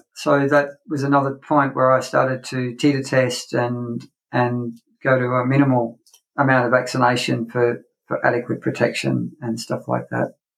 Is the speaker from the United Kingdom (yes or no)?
no; North Queensland, Australia; I grew up on a, a cattle property or a, ranch for sort of American people in North Queensland here in Australia.